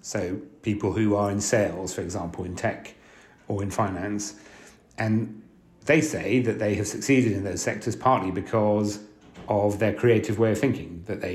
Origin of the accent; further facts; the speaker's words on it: France; now in London, United Kingdom; I was born in London and then grew up for most of my life in France